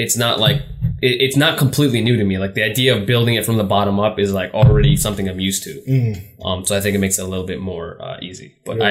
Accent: Bangladesh; first language Bengali; English is a second language; I tell them I'm from Bangladesh, like, they're like, oh, like, you have a little bit of, like, that tone.

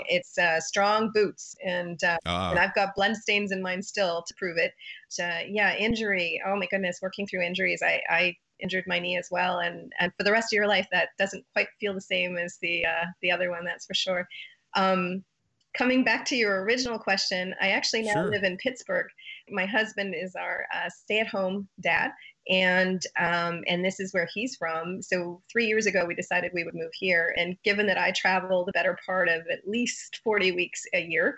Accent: southwestern Ontario, Canada; I'm actually a Canadian. I grew up in southwestern Ontario

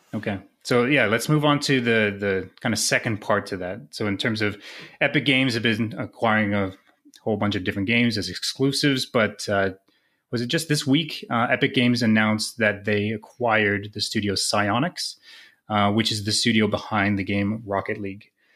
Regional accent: Canada; as a Canadian

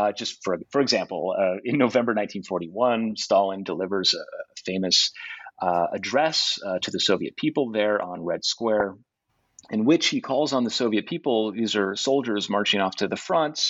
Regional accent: northern Arizona, United States; also born or lived in Southern California; now in Texas, United States; I'm originally from Southern California, but grew up in a small uh, sort of mountain town uh, in northern Arizona

